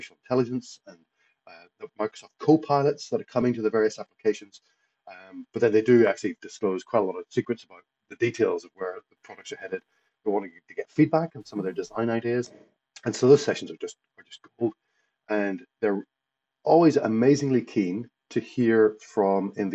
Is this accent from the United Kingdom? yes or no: yes; Lisburn, Northern Ireland, United Kingdom; moved away as an adult; also born or lived in Portrush, Northern Ireland / Edinburgh, Scotland / Midlands, England / Los Angeles, California, United States; now in Brisbane, Australia; I grew up in Belfast, Lisburn, just outside Belfast.